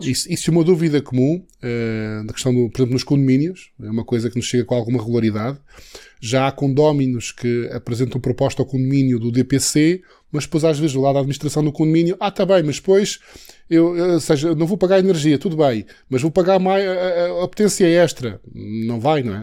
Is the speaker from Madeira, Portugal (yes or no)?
yes; Santana, Madeira, Portugal; Santana é o conselho onde nasci, eh, e Santana exatamente foi onde eu estive na escola preparatória e, e até o nono ano